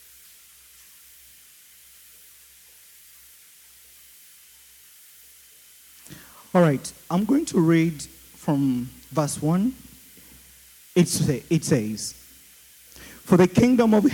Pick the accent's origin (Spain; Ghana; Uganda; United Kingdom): Uganda; accent: Ugandan; my Ugandan accent